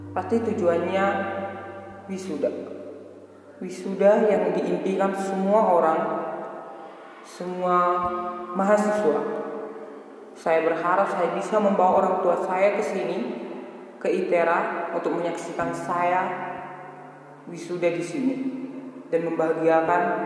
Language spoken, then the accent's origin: Indonesian; Sidikalang, North Sumatra, Indonesia; saya berasal dari Sidikal